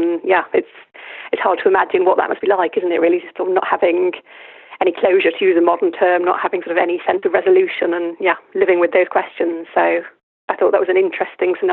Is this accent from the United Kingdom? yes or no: yes; Lancashire, North West England, United Kingdom; moved away as an adult; also born or lived in Durham; now in France; I'm from Lancashire in the northwest of England.